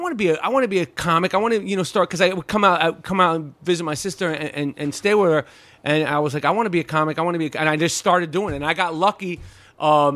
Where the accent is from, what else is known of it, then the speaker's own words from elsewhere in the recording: New York, United States; when I grew up in New York